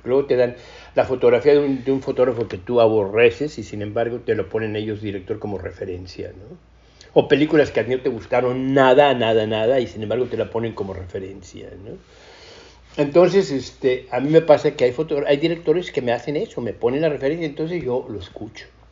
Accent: Mexico; moved away as an adult; also born or lived in England; siendo muy mexicano

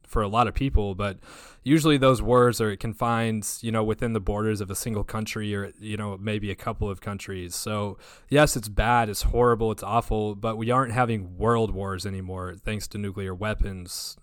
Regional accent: Hobbs, New Mexico, United States; my hometown of Hobbs, New Mexico

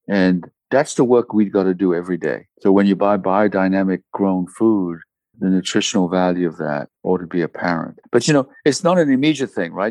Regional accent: DR Congo; I was born in the Congo in Africa, and so were my parents, so were my grandparents

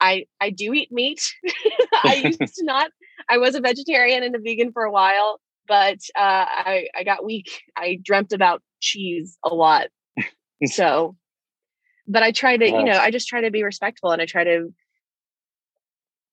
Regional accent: Gulf Coast in Alabama, United States; moved away as an adult; now in Orlando, United States; I grew up in Alabama.

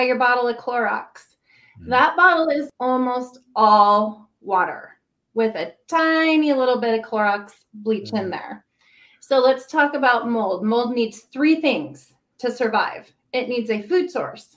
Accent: Puyallup, Washington, United States; I grew up in Puyallup, so just down south.

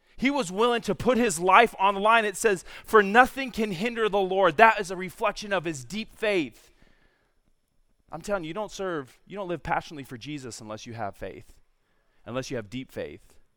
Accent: San Diego, California, United States; moved away as an adult; also born or lived in Virginia; born and raised in San Diego

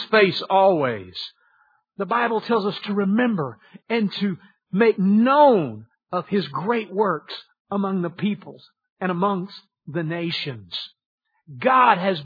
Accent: Lake Charles, Louisiana, United States; originally I was born in Lake Charles, Louisiana, from southwest Louisiana.

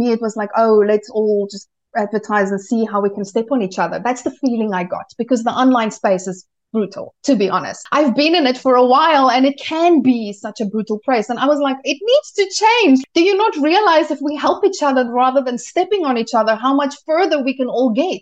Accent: South Africa; moved away as an adult; also born or lived in United Kingdom / Malta; now in Germany; we moved from South Africa, where I am originally from, and we moved to Europe

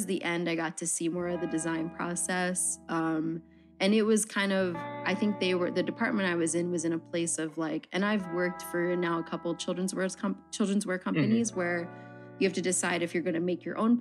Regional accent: Philadelphia, Pennsylvania, United States; moved away as an adult; also born or lived in New York; now in Philadelphia, United States; I'm from South Philly

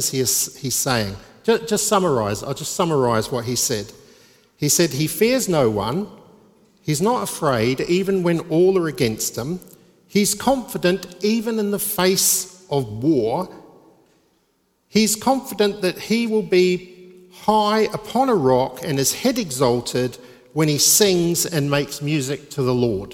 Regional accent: New Zealand; now in England; I'm from New Zealand. I was going to say I'm a Kiwi

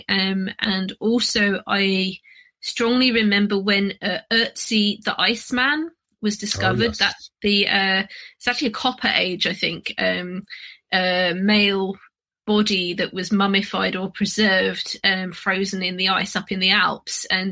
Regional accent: London, United Kingdom; I grew up in London, so there's sort of urban archaeology there.

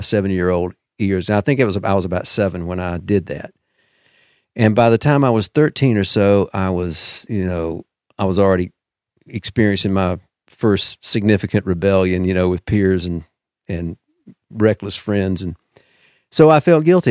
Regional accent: Deep South, United States; I'm a product of the Deep South, so, you know, like many, uh, from there, I was raised in the Southern Baptist Church

